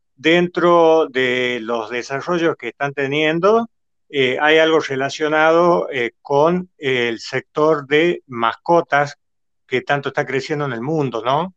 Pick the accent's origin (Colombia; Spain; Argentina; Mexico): Argentina; Catamarca; soy de Catamarca, bueno, en el norte de Argentina